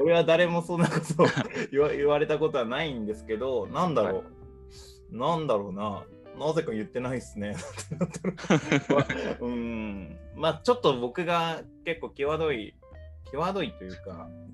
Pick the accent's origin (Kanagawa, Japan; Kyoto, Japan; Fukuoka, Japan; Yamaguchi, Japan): Kyoto, Japan; 僕が京都出身だって言ったら